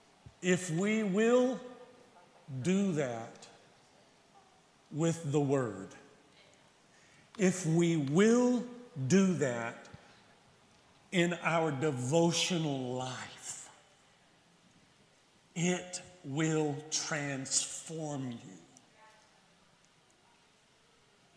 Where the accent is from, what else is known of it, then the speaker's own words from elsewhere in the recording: the South, United States; I'm from the South